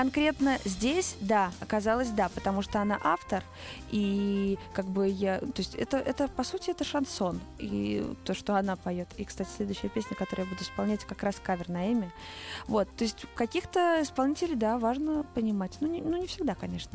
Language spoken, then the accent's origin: Russian; Saratov, Saratov Oblast, Russia; moved away as an adult; now in Moscow, Russia; Я из Саратова, э, живу в Москве пять лет